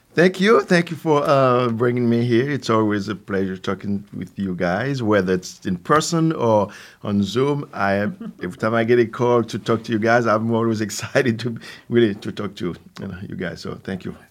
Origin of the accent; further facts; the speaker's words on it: Haiti; English is a second language; also born or lived in New York City, United States; now in Capital Region, New York, United States; Originally, I'm from Haiti